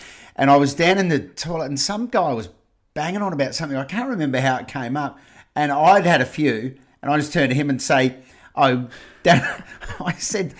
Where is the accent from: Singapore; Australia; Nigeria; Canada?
Australia; Gawler, South Australia; because I was South Australian, because I am South Australian